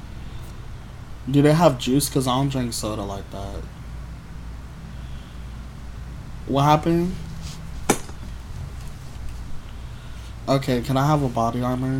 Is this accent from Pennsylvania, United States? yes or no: yes; Philadelphia, Pennsylvania, United States; now in Florida, United States; I'm from Philadelphia. I've been living in Florida for about like 10 years